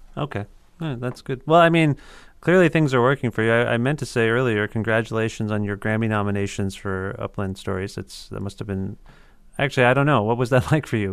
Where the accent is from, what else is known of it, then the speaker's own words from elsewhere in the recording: Canada; as a Canadian